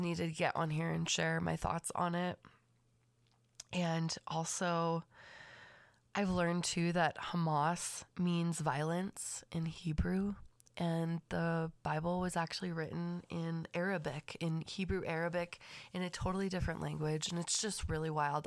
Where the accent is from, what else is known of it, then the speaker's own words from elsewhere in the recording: Los Angeles County, California, United States; I was raised, born and raised in Los Angeles County